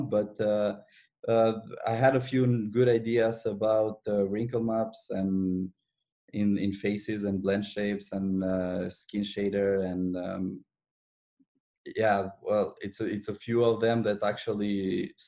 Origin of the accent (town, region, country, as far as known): Albania; now in Montreal, Canada